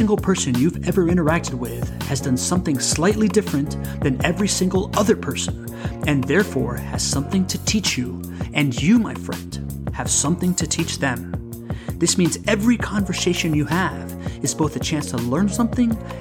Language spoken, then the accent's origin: English; Miami, Florida, United States; also born or lived in Latin America; I'm like born in Latin America, half Cuban, half Venezuelan, grew up in Miami